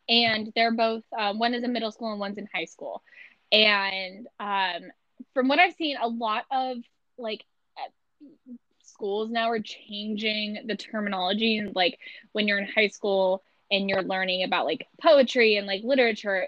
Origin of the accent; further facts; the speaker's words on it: Missouri, United States; accent: Midwest American; I'm from Missouri